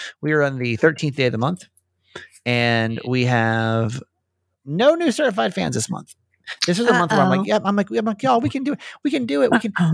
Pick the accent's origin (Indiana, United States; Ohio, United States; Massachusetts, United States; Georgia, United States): Georgia, United States; Norcross; I'm originally from Norcross